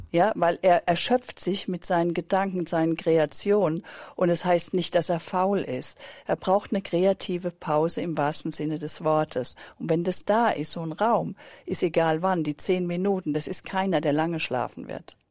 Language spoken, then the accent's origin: German; Germany; auch als Deutsche